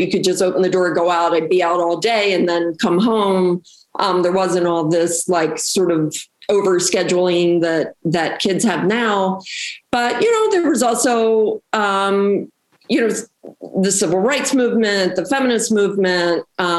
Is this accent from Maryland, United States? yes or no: yes; Baltimore, Maryland, United States; moved away as an adult; also born or lived in Jersey City, New Jersey; I grew up in Baltimore. I'm originally from Baltimore. Yeah. And so I actually grew up in the Medfield Hamden area.